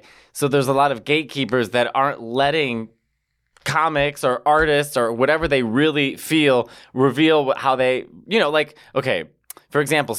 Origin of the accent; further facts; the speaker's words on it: Midwest, United States; I'm from the Midwest.